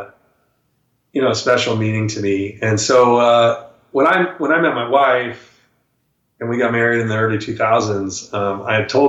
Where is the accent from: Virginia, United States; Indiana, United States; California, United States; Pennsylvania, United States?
California, United States; Folsom; born or raised there